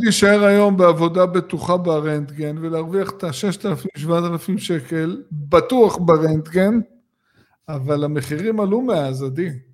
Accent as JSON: {"language": "Hebrew", "area": "Gush Dan", "region": "Tel Aviv District", "country": "Israel", "tie": "born or raised there", "said": "אנחנו גדלנו בגוש דן"}